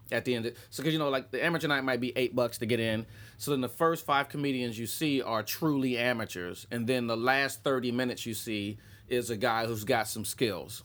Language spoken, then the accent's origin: English; Columbus, Ohio, United States; I was standing in the back of a comedy club in my hometown. It's a funny bone.